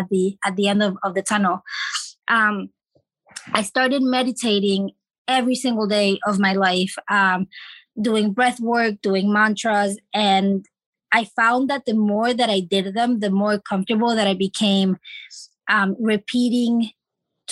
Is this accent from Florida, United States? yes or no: yes; Florida, United States; moved away; also born or lived in Chile / California; we moved to Florida, my dad, my mom, and my two siblings, where we lived for 10 years